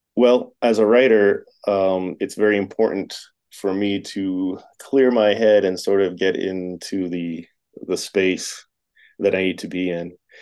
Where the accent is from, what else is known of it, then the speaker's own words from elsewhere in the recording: Tampa, Florida, United States; now in Las Vegas, United States; growing up in Florida